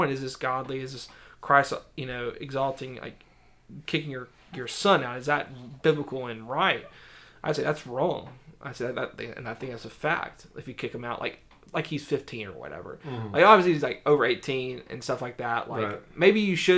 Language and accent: English; the South, United States; I grew up in the South